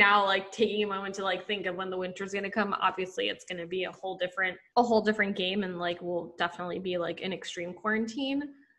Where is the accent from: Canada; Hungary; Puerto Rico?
Puerto Rico; now in New York, United States; growing up in Puerto Rico